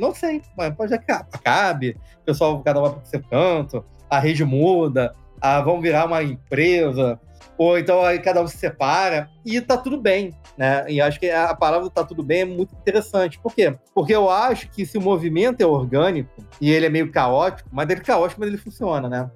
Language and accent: Portuguese; Rio de Janeiro, Brazil; moved away; also born or lived in Brasília; sou do Rio de Janeiro, então sempre tive contato com o pessoal do Rio